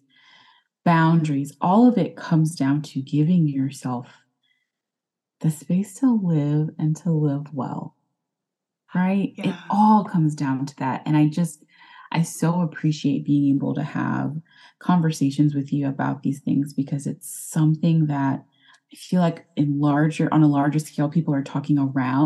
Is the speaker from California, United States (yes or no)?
no; Texas, United States; accent: Texas; I'm here in Texas, if you couldn't tell by my accent